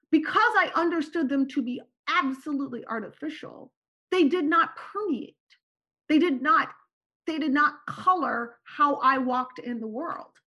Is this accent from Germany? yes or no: no; Turkey; born there; also born or lived in Morocco / Syria; Okay, so I was born in Turkey. I lived in Morocco and Syria.